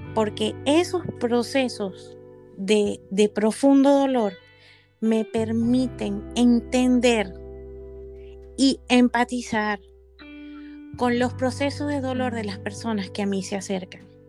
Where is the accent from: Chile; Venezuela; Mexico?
Venezuela; moved away; a mi tierra, mi Venezuela amada